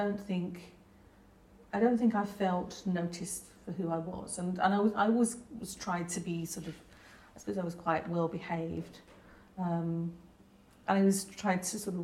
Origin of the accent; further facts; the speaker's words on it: Hertfordshire, East of England, United Kingdom; also born or lived in London; Then we moved to Hertfordshire